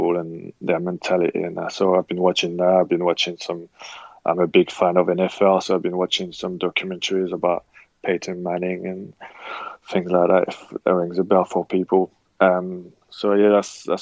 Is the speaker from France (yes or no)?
yes; Le Havre, Normandy, France; moved away as an adult; also born or lived in England; my hometown school, Le Havre